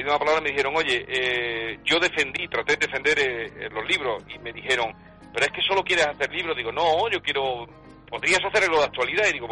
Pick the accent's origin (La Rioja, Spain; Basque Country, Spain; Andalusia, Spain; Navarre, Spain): Andalusia, Spain; also born or lived in Catalonia; viví en Cataluña, me encontré muy a gusto, pero yo, yo allí me di cuenta de que yo era andaluz y tenía que, lo poco mucho que yo pudiera hacer, tenía que hacerlo en mi tierra